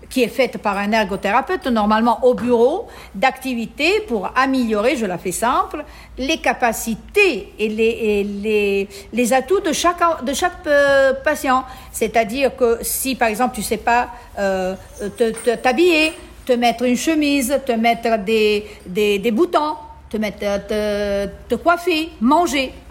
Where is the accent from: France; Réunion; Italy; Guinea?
Italy; moved away as an adult; now in Tunisia; je suis italienne d'origine, mais j'ai la nationalité maintenant tunisienne parce que je vis ici depuis 30 ans.